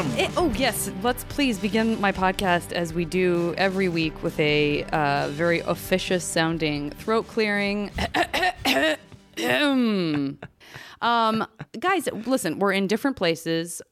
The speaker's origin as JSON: {"language": "English", "town": "Tucson", "region": "Arizona", "country": "United States", "moved": "yes"}